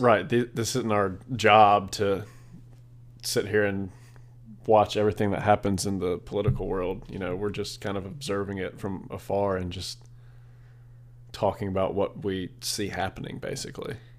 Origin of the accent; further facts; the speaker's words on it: South Carolina, United States; I'm born and raised in South Carolina